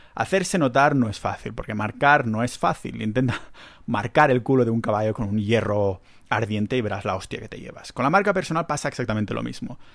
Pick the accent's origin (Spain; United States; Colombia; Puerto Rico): Spain; Catalonia; accent: Catalan; Yo tengo un acento catalán